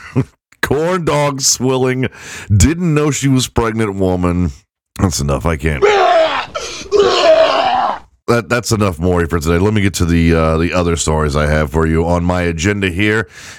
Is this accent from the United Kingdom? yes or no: yes; England, United Kingdom; Never mind that my wife is redheaded and I'm white and from England.